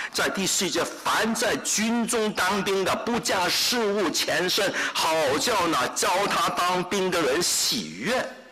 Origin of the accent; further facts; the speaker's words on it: Hong Kong; now in United States; 我是在香港出生，在香港长大。